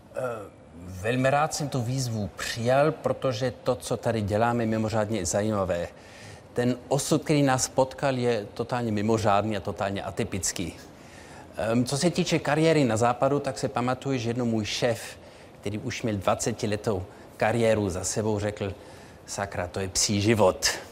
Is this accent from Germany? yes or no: yes; Munich, Bavaria, Germany; moved away; Ano, tak já jsem měl ve svém dětství tři jazyky. Eh, vyrostl jsem v Mnichově, takže Němčina byla jazyk mého, eh, životního prostředí.